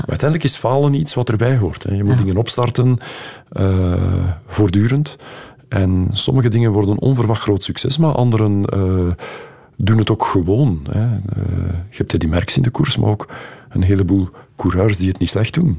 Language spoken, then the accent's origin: Dutch; Flanders, Belgium; wie wij als Vlaming zijn